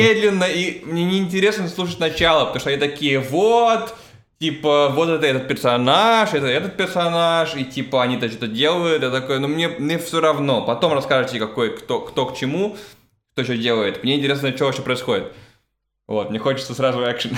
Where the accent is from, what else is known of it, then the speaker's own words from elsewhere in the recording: Russia; moved away; я уехал из России